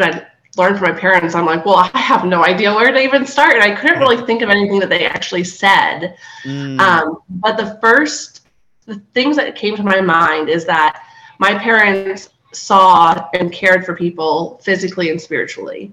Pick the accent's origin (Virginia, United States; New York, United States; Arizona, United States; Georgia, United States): Virginia, United States; Fredericksburg; moved away as an adult; So I grew up in Fredericksburg, Virginia.